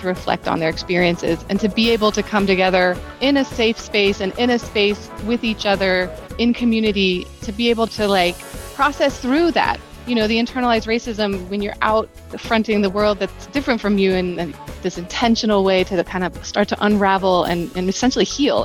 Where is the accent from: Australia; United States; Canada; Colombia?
United States; Atlanta, Georgia; I grew up in Atlanta in the 80s and 90s